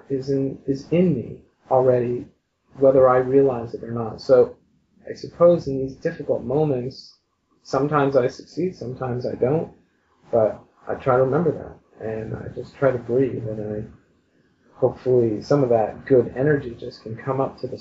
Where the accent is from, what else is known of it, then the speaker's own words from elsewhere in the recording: Montreal, Quebec, Canada; moved away as an adult; now in Toronto, Canada; I was originally from Montreal. We moved to Toronto